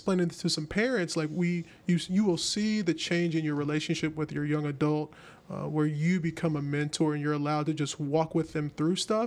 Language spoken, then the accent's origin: English; the South, United States; I'm from the South